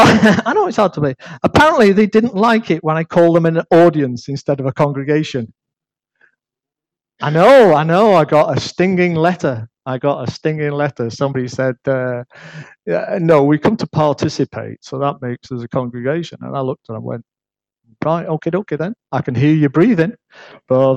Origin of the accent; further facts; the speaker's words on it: United Kingdom; accent: northern; they got used to my northern accent